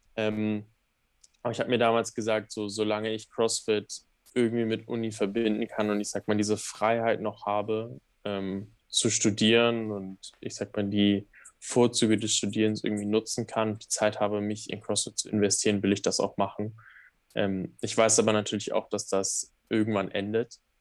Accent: Germany; als Deutscher

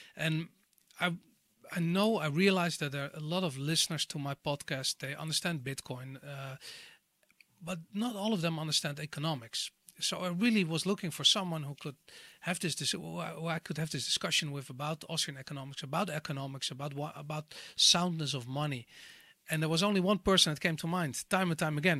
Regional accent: Amsterdam, North Holland, Netherlands; I grew up in Amsterdam in the 80s

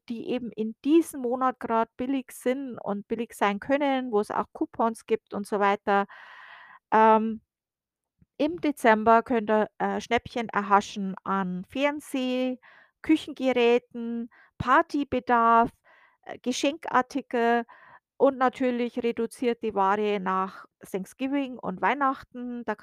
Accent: Bavaria, Germany; now in United States; wir kennen den Winter aus Deutschland, also ich komme aus der Oberpfalz und äh, das wird auch Sibirien Deutschlands genannt äh, und das nicht ohne Grund.

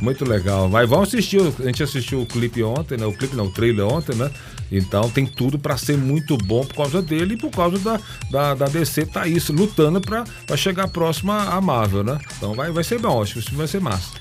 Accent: Bahia, Brazil; Eu sou baiano, eu sou do axé

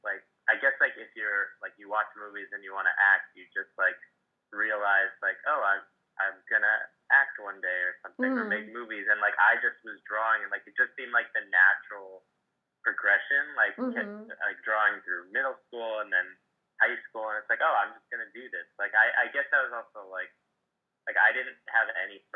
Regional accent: New Jersey, United States; I'm from New Jersey, and I was, like, basically the only person who drew in the school.

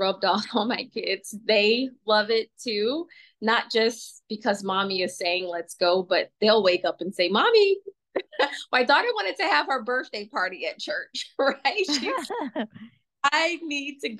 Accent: Atlanta, Georgia, United States; we moved from South Georgia to a little bit North Georgia, central, I guess, in Atlanta.

